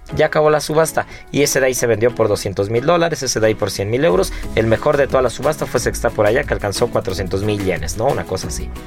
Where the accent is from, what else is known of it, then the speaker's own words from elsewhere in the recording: Mexico; como buen mexicano